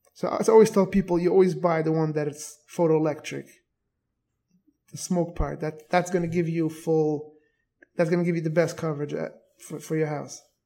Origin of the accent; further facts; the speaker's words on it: New York City, New York, United States; moved away as an adult; now in Airmont, United States; I was born and raised in Borough Park.